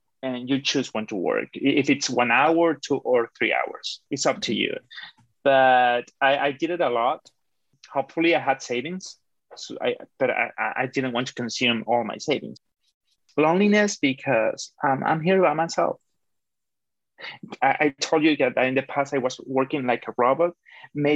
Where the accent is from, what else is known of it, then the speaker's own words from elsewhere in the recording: Caracas, Capital District, Venezuela; moved away as an adult; also born or lived in Toronto, Canada; now in Canada; I'm from Caracas, Venezuela, and I have been living in Canada for about almost 5 years